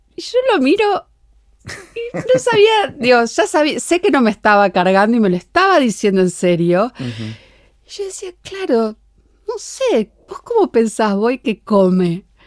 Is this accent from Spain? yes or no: no; Argentina; yo soy la única argentina